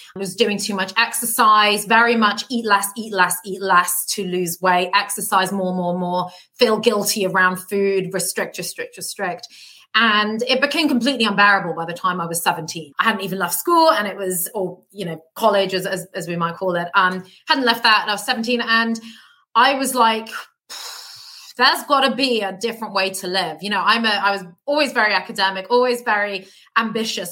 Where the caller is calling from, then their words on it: London, United Kingdom; I'm calling from London, so I live here in the UK